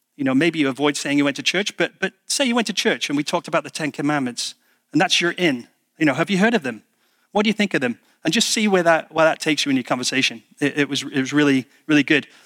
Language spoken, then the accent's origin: English; United Kingdom; being British